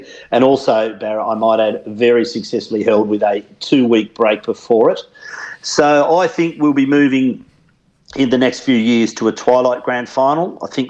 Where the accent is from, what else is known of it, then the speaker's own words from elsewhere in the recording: Victoria, Australia; now in Western Australia, Australia; growing up in Victoria, going to the grand finals at the MCG many years